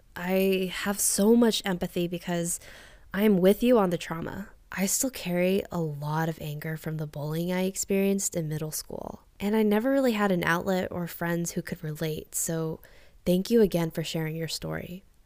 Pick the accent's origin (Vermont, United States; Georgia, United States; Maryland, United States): Georgia, United States; the deep South; moved away; I grew up in a predominantly white neighborhood in the deep South. I'm sure you can imagine what that was like. And while I've tried to navigate the complexities of being Asian American as a child, I didn't really accept my own heritage until I was probably 22.